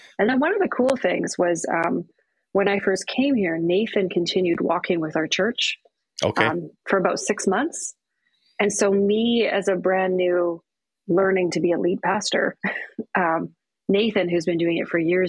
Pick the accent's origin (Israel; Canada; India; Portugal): Canada; British Columbia; now in Thunder Bay, Canada; So I'm from the West Coast. {S3} Yes. {S4} I was born in Vancouver Island.